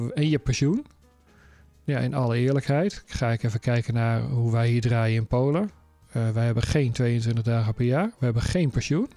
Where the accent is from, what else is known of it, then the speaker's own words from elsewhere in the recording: Netherlands; moved away; als we terug zijn in ons thuisland